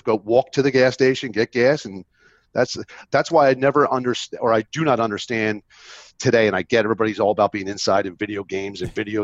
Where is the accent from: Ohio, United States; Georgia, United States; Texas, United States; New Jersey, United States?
New Jersey, United States; Philadelphia area; I grew up in South Jersey, in the Philadelphia area